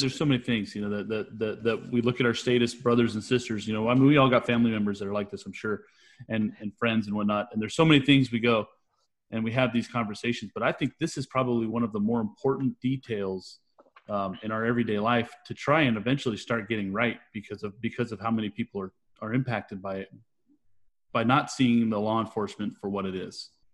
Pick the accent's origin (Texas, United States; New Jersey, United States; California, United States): California, United States; I'm from California